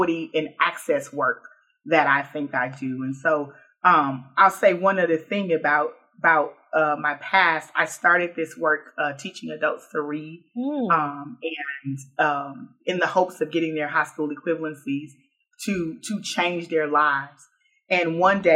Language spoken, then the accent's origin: English; Houston, Texas, United States; now in Baton Rouge, United States; I grew up in the oldest Black neighborhood in Houston, Texas